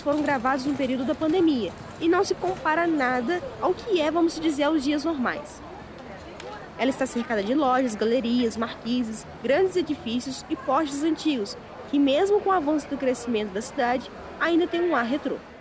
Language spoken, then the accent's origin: Portuguese; Barbacena, Minas Gerais, Brazil; moved away as an adult; now in Juiz de Fora, Brazil; Eu sou de Barbacena, uma cidade que fica a 100 km de distância. E há cinco anos, desde que me mudei para cá